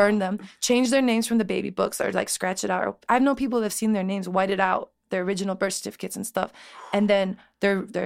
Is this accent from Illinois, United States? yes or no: yes; Chicago, Illinois, United States; also born or lived in Elmwood Park, Illinois; I grew up in Chicago